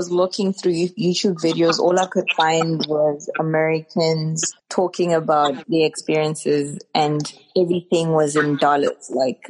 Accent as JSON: {"language": "English", "country": "South Africa", "lives_now": "South Korea", "said": "I'm from South Africa and I am an English teacher in South Korea."}